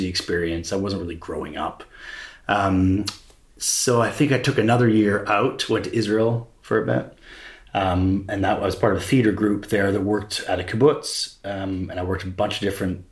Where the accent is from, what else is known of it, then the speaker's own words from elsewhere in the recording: Toronto, Ontario, Canada; moved away as an adult; also born or lived in Edinburgh, United Kingdom / New York, United States; I grew up in Toronto, Ontario, Canada